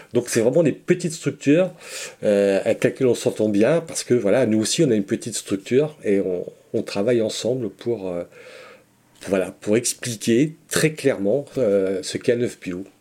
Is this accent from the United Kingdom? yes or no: no; Breton, Brittany, France; on est breton, hein, donc on est répartis sur la Bretagne